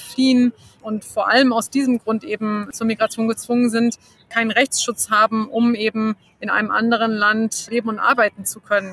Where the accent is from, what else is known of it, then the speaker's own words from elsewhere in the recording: Germany; bei uns in Deutschland